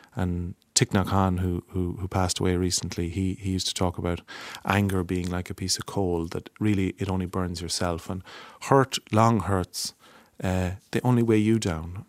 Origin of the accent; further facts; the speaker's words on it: Longford, Leinster, Ireland; I'm from Longford